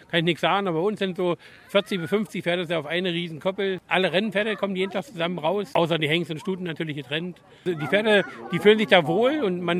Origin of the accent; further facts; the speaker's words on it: East Germany, Germany; Ich bin ja ein Ossi.